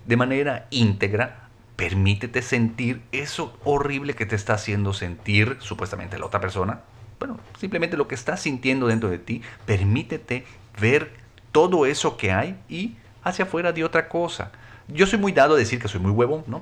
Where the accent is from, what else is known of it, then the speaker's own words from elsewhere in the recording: Mexico; soy mexicano y soy varón